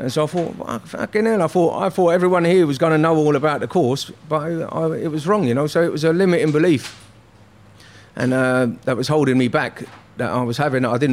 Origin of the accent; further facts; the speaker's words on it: London, United Kingdom; I was from North West